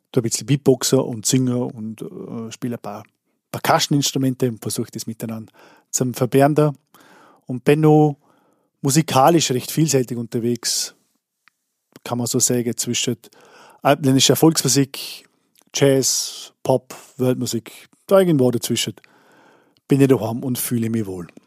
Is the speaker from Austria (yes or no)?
yes; Vorarlberg, Austria; Ich komme aus Andersburg im Bregenzer Wald in Vorarlberg